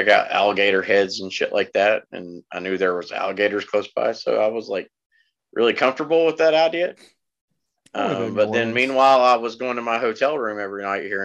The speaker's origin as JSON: {"language": "English", "region": "Virginia", "country": "United States", "said": "I'm from Virginia, but I guess I'm still a fucking redneck"}